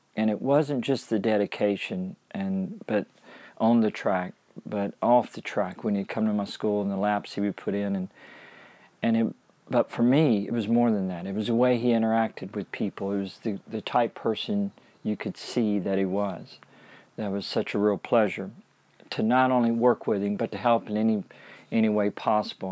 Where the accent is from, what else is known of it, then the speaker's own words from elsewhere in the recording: Shreveport, Louisiana, United States; as a kid growing up in Louisiana